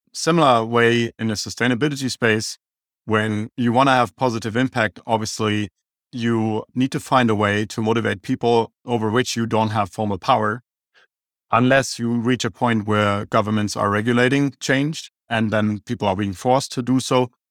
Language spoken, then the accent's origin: English; Germany; accent: German; English is a second language; now in Phoenix, United States; I have an German accent